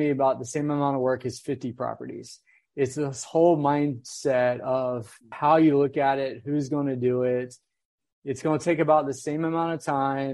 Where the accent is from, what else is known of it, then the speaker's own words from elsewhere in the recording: Virginia, United States; moved away as an adult; also born or lived in Raleigh, North Carolina; now in Northern California, United States; I grew up in Virginia